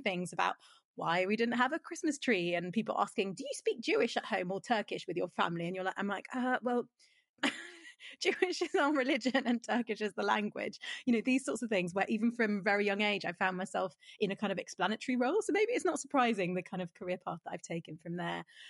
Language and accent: English; London, United Kingdom; I was born in South London, but I live in North London